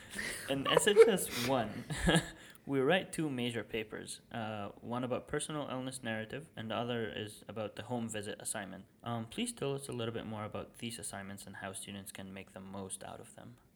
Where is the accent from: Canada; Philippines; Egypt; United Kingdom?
Egypt; now in United States; I'm from Egypt